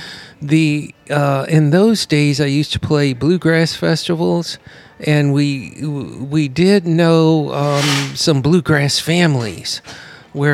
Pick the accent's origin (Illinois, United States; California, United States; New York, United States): Illinois, United States; Champaign; also born or lived in Hilo, Hawaii; now in North Shore, Louisiana, United States; I was born in Hilo, Hawaii, and I grew up in Champaign, Illinois, Central Illinois.